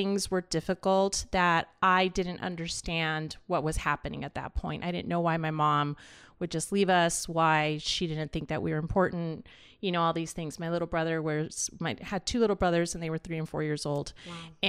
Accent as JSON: {"language": "English", "town": "Los Angeles", "region": "California", "country": "United States", "tie": "born there", "said": "My story started here in LA, and I was born in East"}